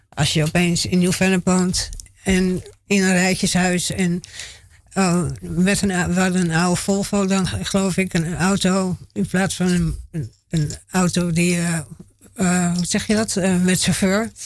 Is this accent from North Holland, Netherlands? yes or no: yes; Haarlem, North Holland, Netherlands; ik ben geboren in Haarlem